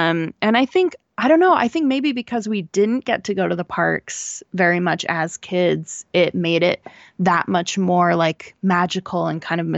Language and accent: English; West Coast, United States; We're from the West Coast.